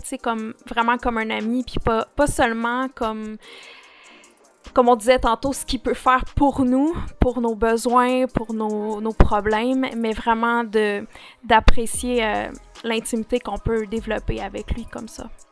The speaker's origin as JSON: {"language": "French", "town": "Saint-Hyacinthe", "region": "Quebec", "country": "Canada", "tie": "born or raised there", "said": "Dieu il m'a ramené à Saint-Hyacinthe, là où j'ai grandi"}